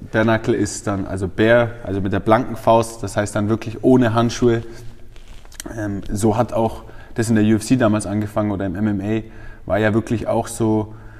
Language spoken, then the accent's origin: German; Feucht, Bavaria, Germany; ich bin in Feucht aufgewachsen